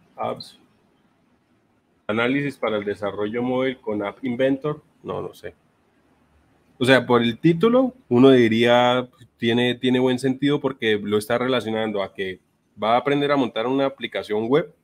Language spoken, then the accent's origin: Spanish; Bucaramanga, Santander, Colombia; Yo soy de Bucaramanga. en algunos momentos se me nota bastante el acento